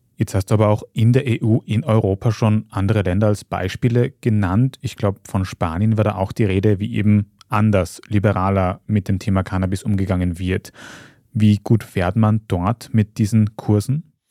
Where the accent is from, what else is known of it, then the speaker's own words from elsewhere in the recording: Austria; bei uns in Österreich